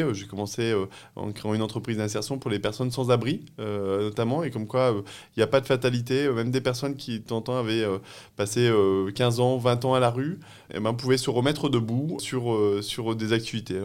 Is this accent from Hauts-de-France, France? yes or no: yes; Pas-de-Calais, Hauts-de-France, France; je suis né dans le Pas-de-Calais, enfin j'ai grandi dans le Pas-de-Calais